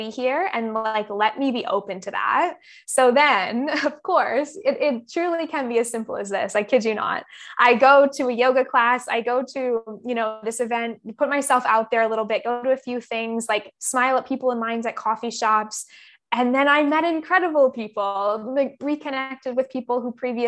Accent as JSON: {"language": "English", "town": "Campbell River", "region": "British Columbia", "country": "Canada", "tie": "born or raised there", "moved": "yes", "lives_now": "Bali, Indonesia", "said": "I was back in Camp River, my hometown, for maybe 4 months during COVID."}